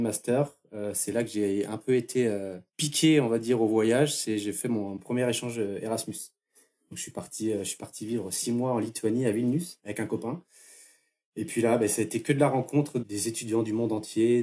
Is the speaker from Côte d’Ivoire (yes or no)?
no; Fougères, Brittany, France; moved away as an adult; also born or lived in Barcelona / Montreal; j'ai grandi à côté d'un, d'une petite ville qui s'appelle Fougères